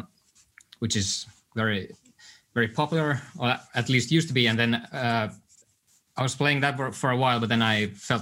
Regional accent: Helsinki, Uusimaa, Finland; I was born in Helsinki

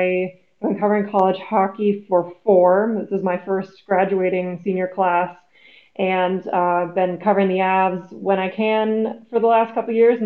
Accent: Raleigh, North Carolina, United States; I am from the Raleigh area of North Carolina, and I was a Hurricanes kid

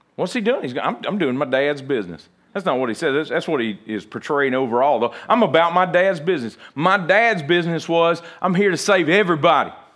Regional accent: United States; even as American

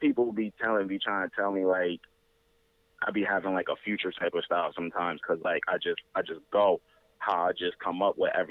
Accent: New Haven, Connecticut, United States; I'm born and raised in Connecticut, New Haven

